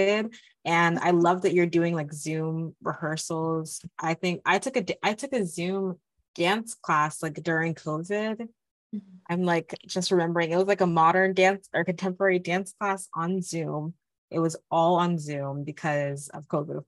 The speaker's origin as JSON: {"language": "English", "country": "Nigeria", "said": "I'm Nigerian."}